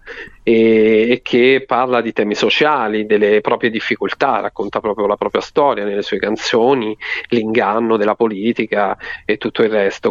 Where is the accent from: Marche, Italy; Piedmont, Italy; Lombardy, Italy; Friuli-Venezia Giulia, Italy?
Marche, Italy; quando i miei mi raccontavano queste favole davanti al camino nel mio paese di, di, di montagna, de, delle Marche, insomma in provincia di Ascoli